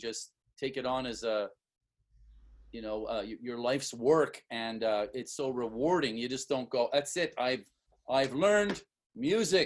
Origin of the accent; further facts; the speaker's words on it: Montreal, Quebec, Canada; now in Singapore; I grew up in Point St. Charles